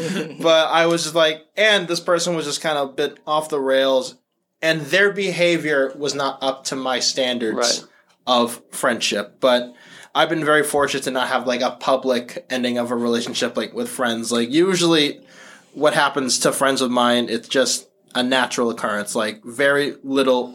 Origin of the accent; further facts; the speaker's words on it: Massachusetts, United States; also born or lived in New York; We're from Massachusetts. I'm from like the more iconic part of Massachusetts